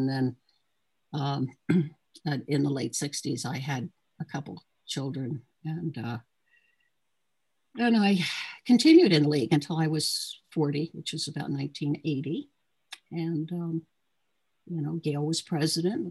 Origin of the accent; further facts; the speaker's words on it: Trenton, New Jersey, United States; also born or lived in Chicago, Illinois / Ewing, New Jersey; I was from Trenton, or at least I wasn't born in Trenton